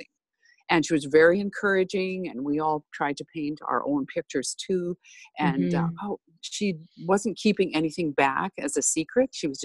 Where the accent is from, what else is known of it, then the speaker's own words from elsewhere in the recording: Saskatchewan, Canada; moved away as an adult; now in Cold Lake, Canada; I grew up in Saskatchewan